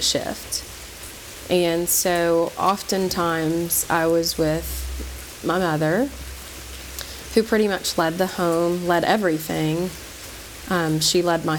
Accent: Knoxville, Tennessee, United States; I grew up in Knoxville, Tennessee, where we now reside.

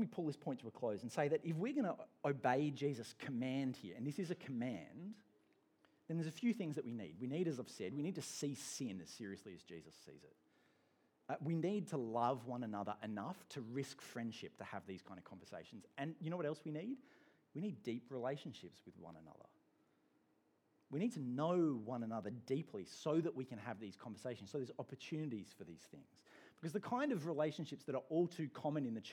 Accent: England, United Kingdom; now in Australia; I'm an Englishman

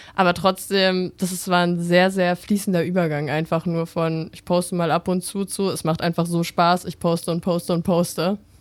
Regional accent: Bavaria, Germany; ich komme aus Bayern, in so einem kleinen Dorf dort an der mhm. Grenze zu Österreich

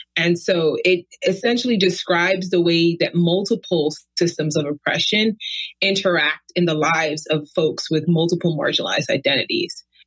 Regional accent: New York City, New York, United States; moved away as an adult; also born or lived in California; now in Davis, United States; I was born and raised in Brooklyn, lived there pretty much my entire life.

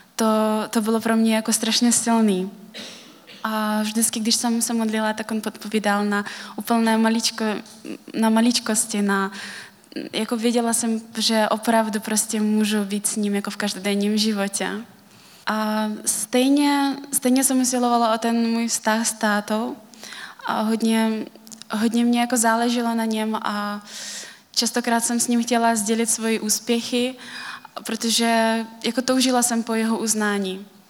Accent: Kalmykia, Russia; Czech is a second language; moved away as an adult; now in Czech Republic; už 9 let jsem v Česku, jinak pocházím z Kalmické republiky, což je součást Ruska.

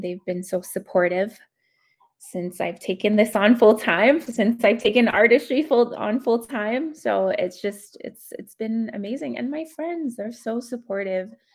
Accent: Whitefish Lake First Nation, northern Alberta, Canada; now in Edmonton, Canada; I am from Whitefish Lake First Nation, Treaty 8 territory, um, northern Alberta, but I currently reside in Edmonton, Alberta.

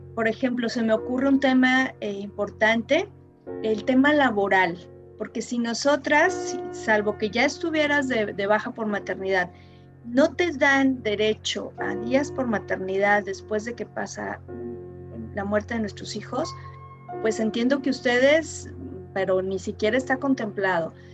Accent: Mexico

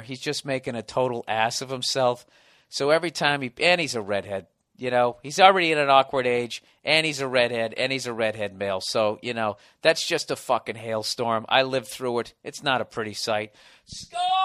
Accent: Boston, Massachusetts, United States; accent: Boston; My Boston accent

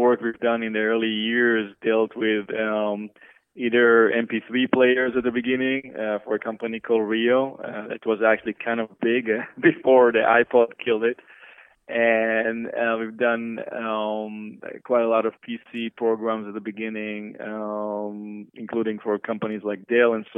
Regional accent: Israel; moved away as an adult; now in United States; I grew up in Israel to a family of two architects and came to the States early 90s

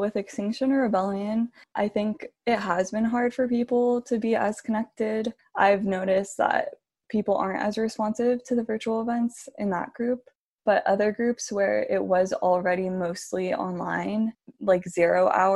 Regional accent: Miami, Florida, United States; also born or lived in Southern California; now in Ojai, United States; I've lived here for like 10 years now maybe, but I'm originally from Miami.

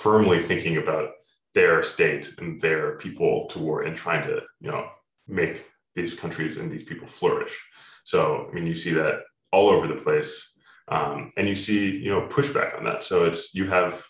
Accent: Ohio, United States; I grew up in Ohio

